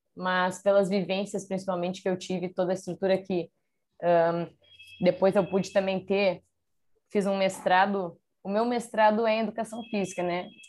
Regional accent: Porto Alegre, Rio Grande do Sul, Brazil; moved away as an adult; also born or lived in Canoas; eu sou de Porto Alegre de nascer, mas eu moro numa cidade do lado de Porto Alegre, que é Canoas

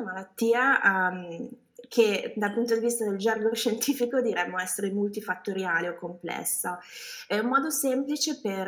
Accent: Milan, Lombardy, Italy; moved away as an adult; also born or lived in California; now in United States; sono originaria di Milano

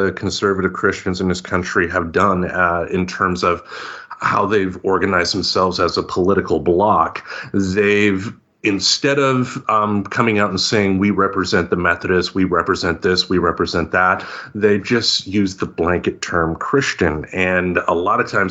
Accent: Grand Rapids, Michigan, United States; from my hometown, former President Gerald Ford

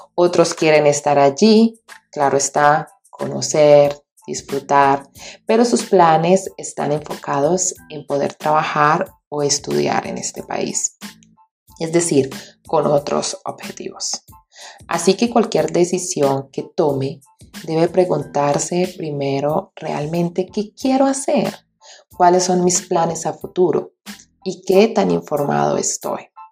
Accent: Colombia; moved away as an adult; also born or lived in Bucaramanga, Santander; now in Germany; soy colombiana

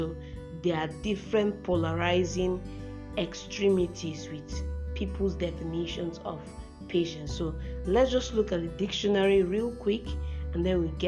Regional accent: Nigeria; I'm based in Nigeria for now. I'm a Nigerian

